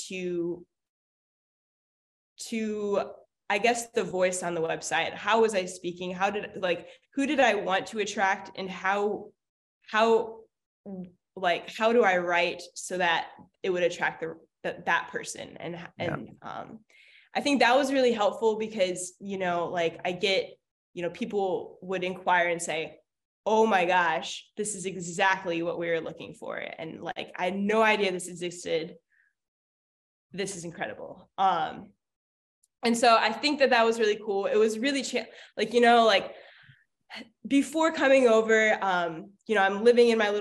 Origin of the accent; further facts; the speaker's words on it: Hawaii, United States; I'm from Hawaii